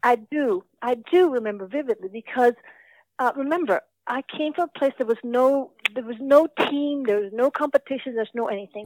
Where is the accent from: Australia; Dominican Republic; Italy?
Dominican Republic; Santo Domingo; moved away as an adult; now in United States; Santo Domingo, which is where I grew up